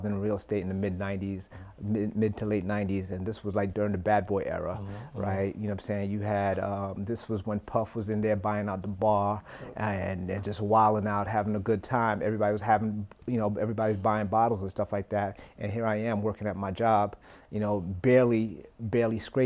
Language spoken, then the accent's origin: English; New York City, New York, United States; I'm from Flatbush, Brooklyn, right? And my parents. Mother worked at a hotel. Dad worked as a taxi driver